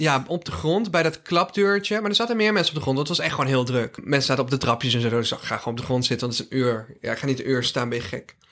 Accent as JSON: {"language": "Dutch", "town": "Drunen", "region": "North Brabant", "country": "Netherlands", "tie": "born or raised there", "said": "Ik ben een Brabander in hart en nieren, jongens. Ik ben geboren en getogen in eh, Drunen City 0416"}